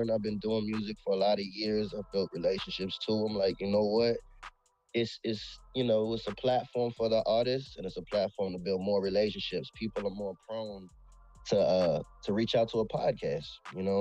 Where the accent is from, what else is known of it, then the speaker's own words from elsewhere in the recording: Virginia, United States; I'm from Virginia.